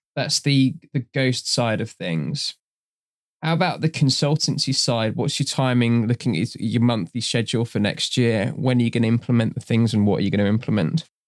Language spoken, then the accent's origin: English; Trinidad & Tobago; I'm from Trinidad in her origin. I've grown up in that kind of culture as well